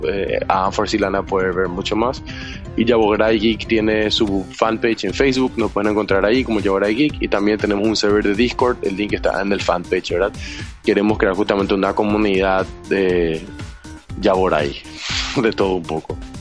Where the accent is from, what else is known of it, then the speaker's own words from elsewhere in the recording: Paraguay; acá en Paraguay